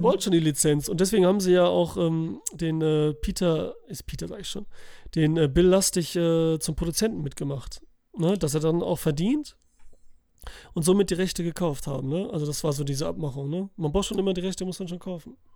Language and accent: German; Italy; für mich als Italiener